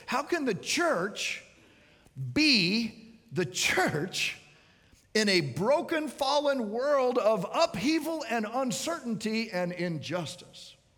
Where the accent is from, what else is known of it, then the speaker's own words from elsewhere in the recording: Miami, Florida, United States; I'm from Miami